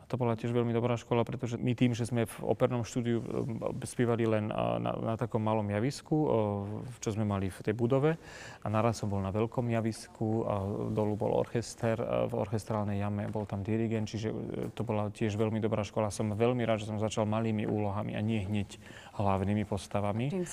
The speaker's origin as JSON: {"language": "Slovak", "area": "Kysuce", "region": "Žilina Region", "country": "Slovakia", "moved": "yes", "said": "ja som nikto z Kisuce"}